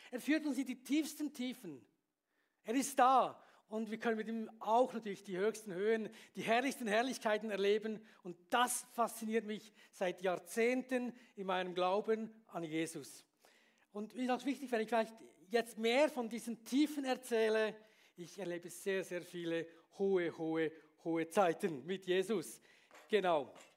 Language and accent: German; Bern, Switzerland; moved away as an adult; also born or lived in Beatenberg; now in Graubünden, Switzerland; ich bin ja in, in Stadt Bern aufgewachsen